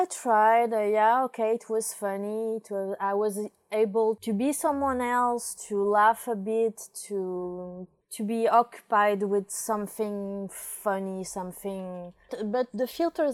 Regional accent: Paris, Île-de-France, France; moved away as an adult; now in Portugal; I come from France, from Paris

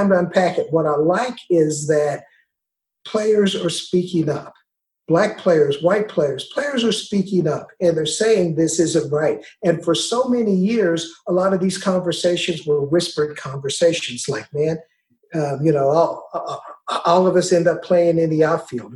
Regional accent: Bluefield, West Virginia, United States; I grew up in Bluefield, West Virginia.

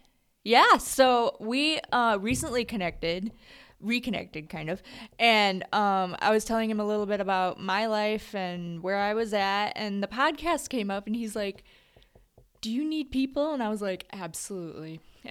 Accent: Lansing, Michigan, United States; born or raised there

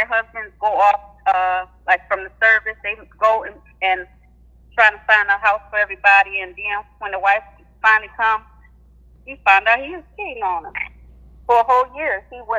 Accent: Detroit, Michigan, United States; I'm from Detroit.

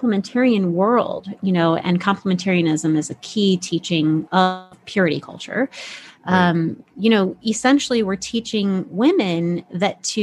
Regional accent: Midwest, United States; moved away; I grew up in the Midwest for the first, you know, several years of my life.

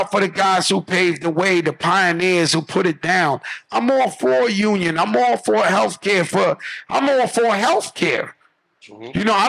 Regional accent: Bronx, New York, United States; Yeah, I'm from the Bronx where the shit invented.

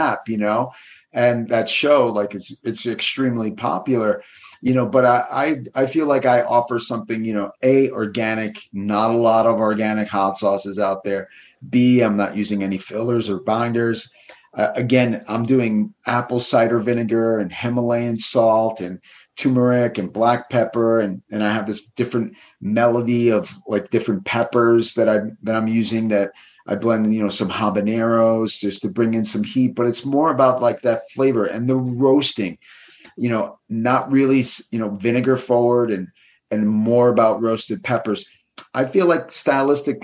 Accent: East Coast, United States; moved away as an adult; also born or lived in New York City, United States / Los Angeles, United States; now in Southern Oregon, United States; I'm originally from the East Coast

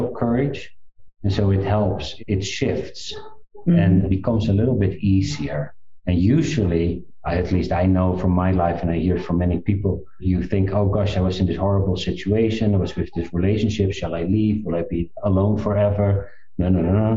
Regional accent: South Africa; I was born in South Africa

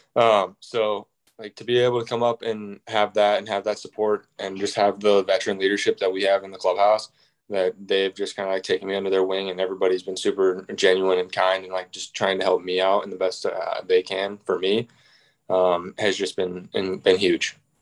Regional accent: Indianapolis, Indiana, United States; I'm from Indianapolis

